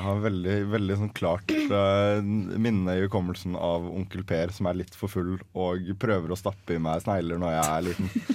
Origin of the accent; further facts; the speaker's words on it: Larvik, Vestfold, Norway; vi, pleier å plukke krabbe hjemme i Larvik